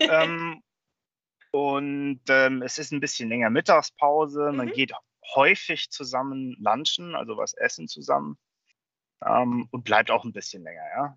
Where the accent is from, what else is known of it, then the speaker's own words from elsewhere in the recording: Germany; moved away as an adult; now in United States; als Deutsche